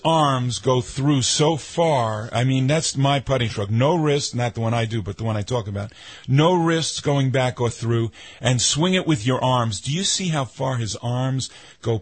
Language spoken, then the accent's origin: English; New York City, New York, United States; in Brooklyn, New York, I grew up in Trump Village